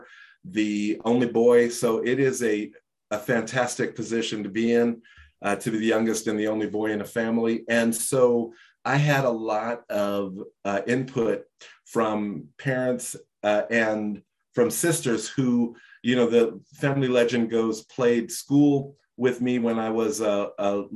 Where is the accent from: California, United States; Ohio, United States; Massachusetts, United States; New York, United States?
New York, United States; New York City; I grew up in Brooklyn, right? I grew up in a housing project my first 7 years.